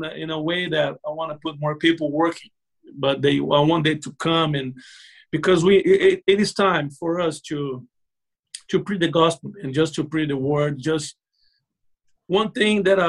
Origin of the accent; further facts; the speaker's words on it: Brazil; English is a second language; moved away as an adult; now in Florida, United States; I learned English in Brazil, and I came here